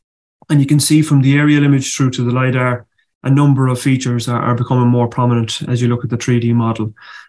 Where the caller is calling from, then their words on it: County Roscommon, Ireland; This morning, I'm joining you from South Roscommon, the parish of Top McConnell, but I operate out of the village of Tulsk in north of Roscommon town.